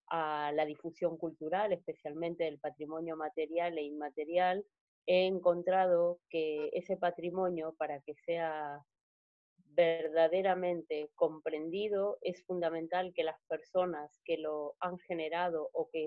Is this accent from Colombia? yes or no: no; Argentina; now in Spain; nací, nacida en la Argentina, eh, proveniente de una familia que nací, con una educación judía, eh, que luego hace 20 años vive en España